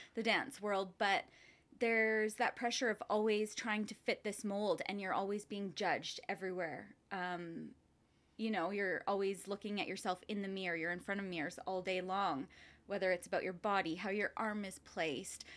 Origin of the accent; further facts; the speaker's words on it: Lethbridge, Alberta, Canada; moved away as an adult; also born or lived in Coaldale, Alberta / Vancouver, British Columbia; I grew up in Lethbridge and Coldale.